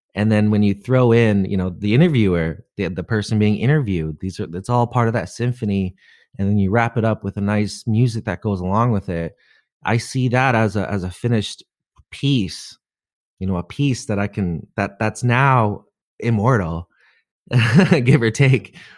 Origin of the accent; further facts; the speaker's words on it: Canada; being Canadian